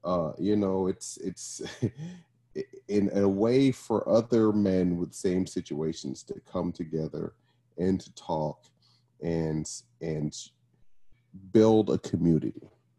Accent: Brooklyn, New York, United States; now in Arizona, United States; I am from Brooklyn, New York, originally. By way of lots of other places, just landed in Arizona.

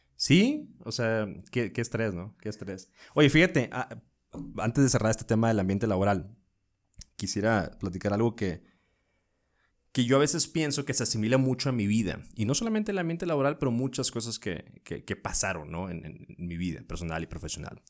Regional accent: northern Mexico, Mexico; moved away as an adult; now in Mexico City, Mexico; En el norte

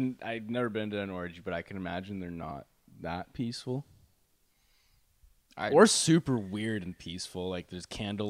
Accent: Toronto, Ontario, Canada

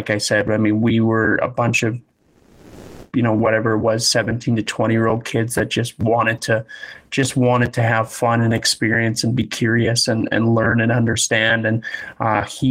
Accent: Leduc, Alberta, Canada; Growing up in Leduc, we played on a lot of successful teams

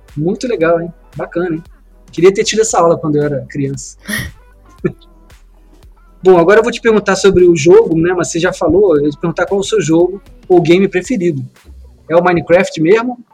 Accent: Brazil; A gente, como brasileiro

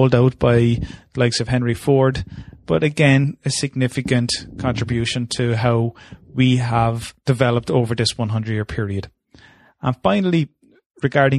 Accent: Ireland

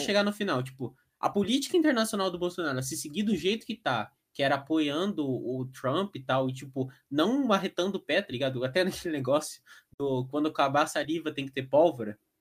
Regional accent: Curitiba, Paraná, Brazil; É que aqui em Curitiba, eu, eu sou de Curitiba denunciando aí

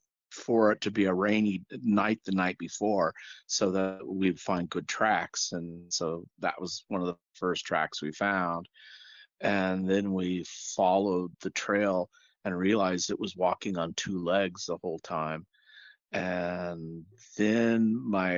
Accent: Central Oregon, United States; now in Southern California, United States; I live in Southern California. But I spent lots of time growing up in Central Oregon with my grandparents.

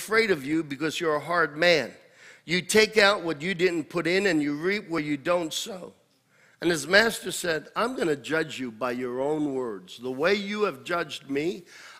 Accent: United States; I am not an American first.

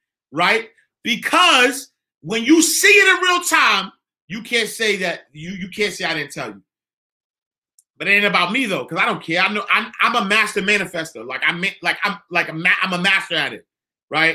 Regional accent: New York City, New York, United States; I'm from 129th Street and 8th Avenue. I am from the St. Nicholas Housing Projects.

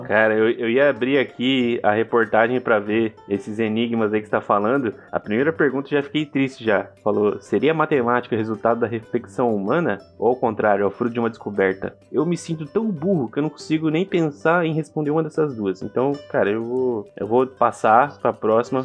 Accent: interior of São Paulo, Brazil; a cidade onde eu cresci, né, interior de São Paulo, ela, é, ela era uma colônia japonesa

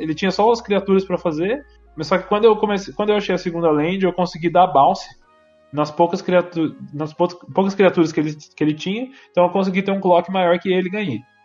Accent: Aparecida, São Paulo, Brazil; eu sou de Aparecida, Vale do Paraíba, né? interior de São Paulo

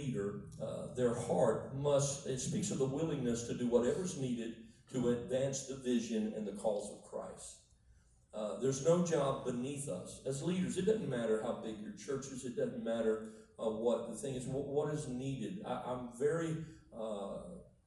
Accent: Miami, Florida, United States; moved away; I was born in South Florida. I lived in Miami.

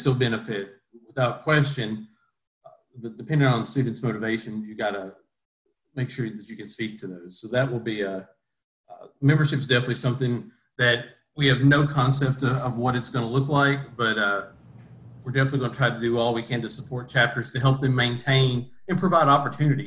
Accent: Greene County, Kentucky, United States; I grew up in Greene County on a family farm where my parents still are today.

